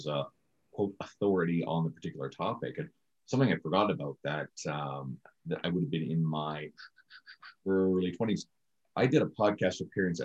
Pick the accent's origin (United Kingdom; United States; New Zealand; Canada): Canada; Newfoundland and Labrador; moved away; we're originally both from Newfoundland